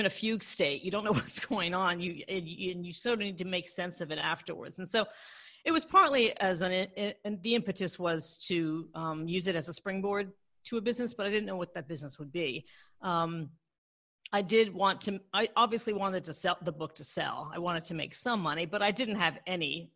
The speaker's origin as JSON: {"language": "English", "region": "Maryland", "country": "United States", "tie": "born or raised there", "also_born_or_lived": "Washington, D.C. / Los Angeles", "moved": "as an adult", "said": "I grew up in Maryland, and I was born in DC, and I grew up in Maryland what I would call the lily white suburbs."}